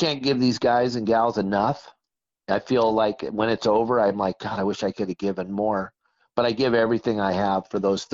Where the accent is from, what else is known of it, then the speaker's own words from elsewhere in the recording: San Clemente, California, United States; moved away; I grew up in San Clemente